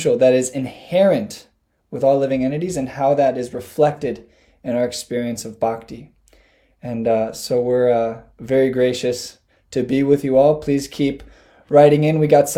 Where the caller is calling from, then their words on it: Ypsilanti, Michigan, United States; I'm from a few places now.